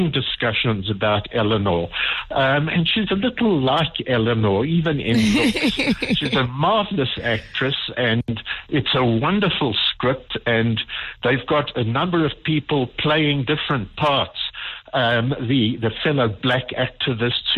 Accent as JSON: {"language": "English", "town": "Johannesburg", "region": "Gauteng", "country": "South Africa", "also_born_or_lived": "Durban", "said": "I'm from Joburg"}